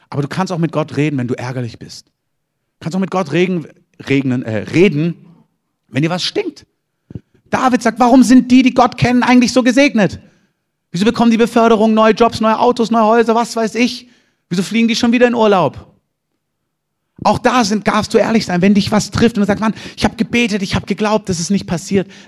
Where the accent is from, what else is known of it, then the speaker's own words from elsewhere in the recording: Southern Germany, Germany; now in Berlin, Germany; Also ich bin Süddeutscher und wohne in Berlin, aber ich bin nicht von meinen Eltern geflohen.